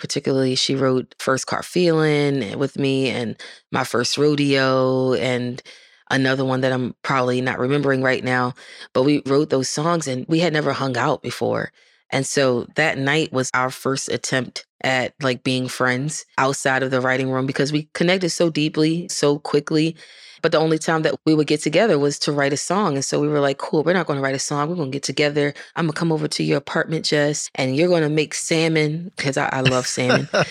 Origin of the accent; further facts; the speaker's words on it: Baltimore, Maryland, United States; moved away as an adult; now in Nashville, United States; I'm from Baltimore